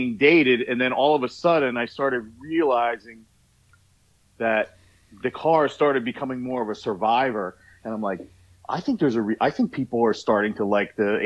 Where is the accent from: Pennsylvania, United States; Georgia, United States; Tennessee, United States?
Pennsylvania, United States; just outside of Philadelphia; also born or lived in Pittsburgh, Pennsylvania; my whole car culture is, you know, just outside of Philadelphia